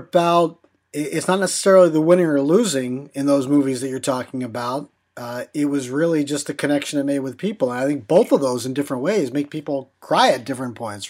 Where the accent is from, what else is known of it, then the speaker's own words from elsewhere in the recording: Middletown, Pennsylvania, United States; I'm from Middletown, Pennsylvania, home of Three Mile Island.